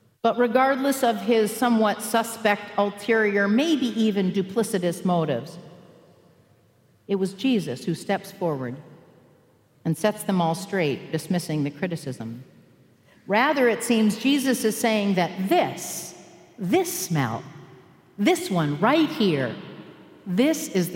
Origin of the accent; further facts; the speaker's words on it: Michigan, United States; also born or lived in Albuquerque, New Mexico; I grew up in Michigan